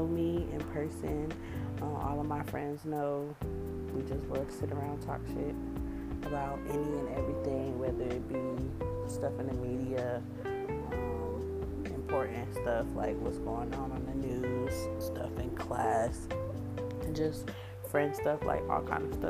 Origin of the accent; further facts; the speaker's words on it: Kennesaw, Georgia, United States; also born or lived in Valdosta, Georgia / East Atlanta / Decatur, Georgia; I'm from Atlanta. I'm really from Kennesaw